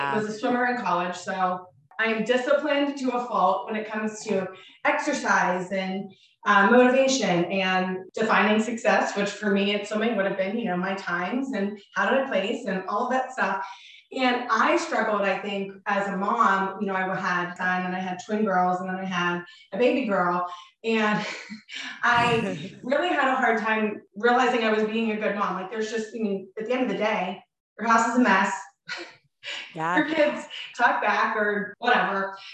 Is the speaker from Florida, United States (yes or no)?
no; Pittsburgh, Pennsylvania, United States; We're from Pittsburgh, Pennsylvania.